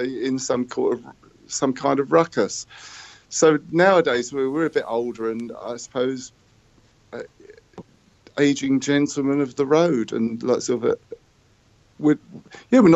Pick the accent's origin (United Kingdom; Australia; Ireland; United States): United Kingdom; Croydon, London; now in Brighton, United Kingdom; we played my hometown of Croydon, where I was in the venue where I cleaned the toilets